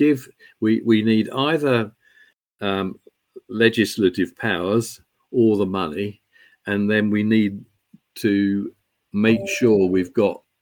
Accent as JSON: {"language": "English", "region": "England", "country": "United Kingdom", "also_born_or_lived": "London", "moved": "yes", "lives_now": "Scotland, United Kingdom", "said": "I'm an Englishman"}